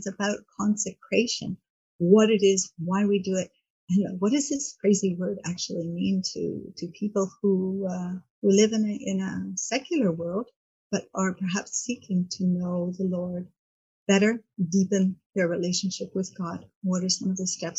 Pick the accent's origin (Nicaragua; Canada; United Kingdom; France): Canada; Montreal, Quebec; moved away as an adult; now in Key Biscayne, United States; born in Montreal, Canada. Moved to Miami about 30 years ago to Key Biscayne.